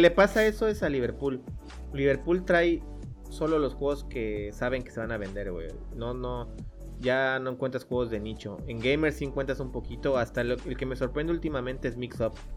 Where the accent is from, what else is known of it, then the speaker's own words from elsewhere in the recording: Cancún, Quintana Roo, Mexico; nosotros que somos de Cancún